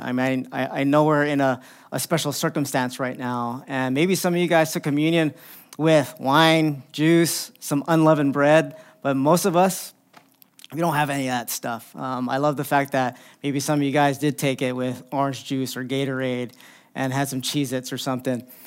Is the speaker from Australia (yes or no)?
no; Philippines; I'm Filipino